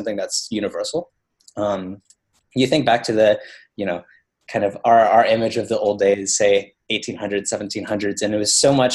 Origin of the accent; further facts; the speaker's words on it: Baton Rouge, Louisiana, United States; I grew up actually in Baton Rouge, Louisiana